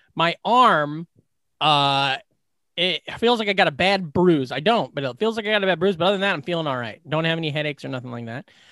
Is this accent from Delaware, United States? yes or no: no; Glenwood, Iowa, United States; in my hometown, the place that everybody works where they take care of, uh, like, people with mental, mental disabilities